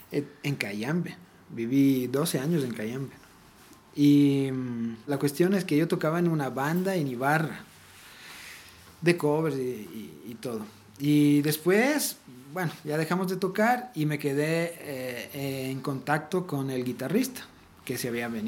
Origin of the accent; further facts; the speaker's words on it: Italy; yo soy italiano y crecí en otro lado, pero yo también he crecido escuchando ….